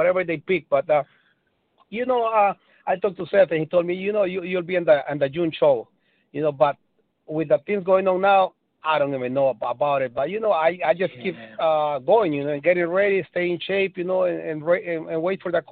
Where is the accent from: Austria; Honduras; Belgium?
Honduras; moved away; I'm from Honduras, you know, and we eat a lot of Spanish food